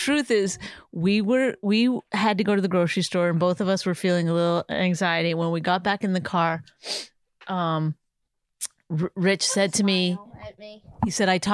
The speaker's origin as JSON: {"language": "English", "country": "Canada", "moved": "yes", "lives_now": "United States", "said": "I'm Canadian"}